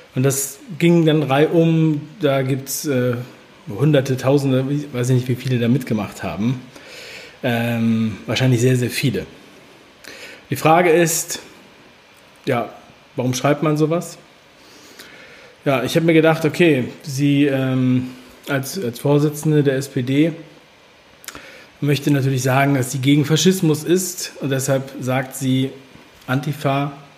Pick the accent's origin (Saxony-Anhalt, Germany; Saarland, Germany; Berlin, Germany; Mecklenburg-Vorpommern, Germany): Berlin, Germany; Ich bin in Ostberlin geboren, in Pankow